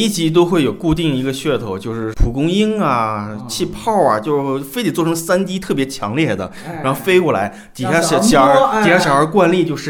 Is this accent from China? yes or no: yes; China; 我一年好累啊，我他妈特别的作为一个中国人好他妈苦难啊！